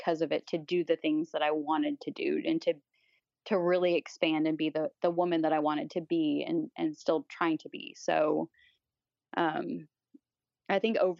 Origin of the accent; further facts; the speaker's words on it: the South, United States; I grew up in the South.